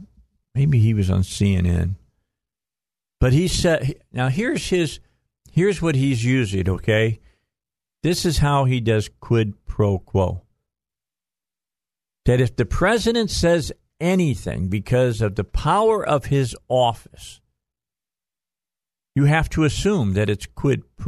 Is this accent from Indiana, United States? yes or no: yes; Northwest Indiana, United States; moved away as an adult; now in Arkansas, United States; I'm from Northwest Indiana.